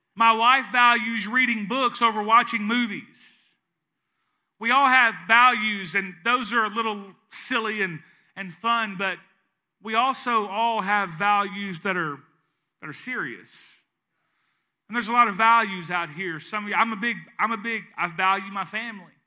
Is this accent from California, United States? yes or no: no; East Arkansas, United States; moved away as an adult; now in Southeast Louisiana, United States; I'm from East Arkansas. I lived there for thirty-eight years of my life, and now I live in Southeast Louisiana.